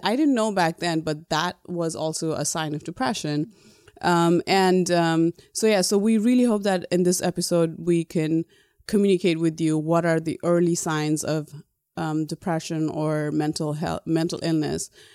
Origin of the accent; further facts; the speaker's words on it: Nepal; moved away as an adult; now in United States; Growing up in Nepal, there is, um, a lot of corporal punishment